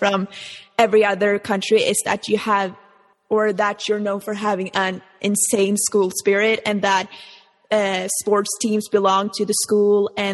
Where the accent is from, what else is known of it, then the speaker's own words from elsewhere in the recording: Norway; I'm from Scandinavia and not Norway, or I'm from Norway, it's next to Sweden